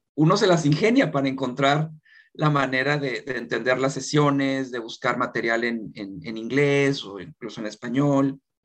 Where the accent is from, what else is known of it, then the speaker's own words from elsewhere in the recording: Mexico; moved away as an adult; now in South Korea; como mexicanos